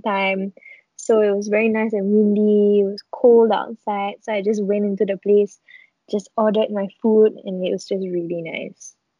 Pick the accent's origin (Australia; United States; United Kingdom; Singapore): Singapore